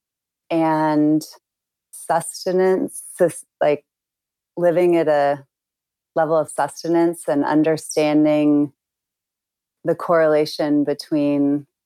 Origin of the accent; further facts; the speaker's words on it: suburban Illinois, United States; moved away as an adult; now in Yosemite, United States; Growing up in Illinois is filled with really good people